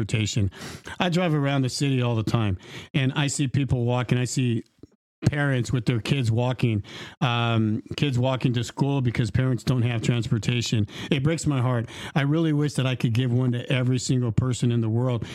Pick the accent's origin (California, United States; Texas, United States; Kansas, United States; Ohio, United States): California, United States; Dinuba; I'm actually from Dinuba. I was born and raised here 50 years ago